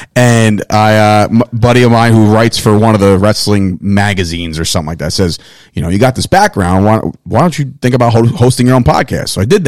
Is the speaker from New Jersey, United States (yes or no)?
yes; New Jersey, United States; we're three guys from New Jersey.